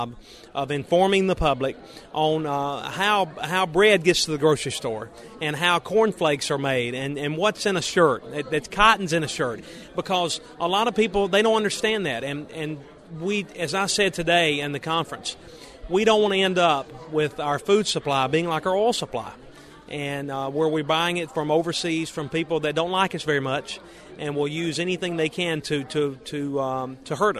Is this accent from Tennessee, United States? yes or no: yes; Frog Jump, Tennessee, United States; We're seven-generation cotton farmers. We're from the Frog Jump community in West Tennessee.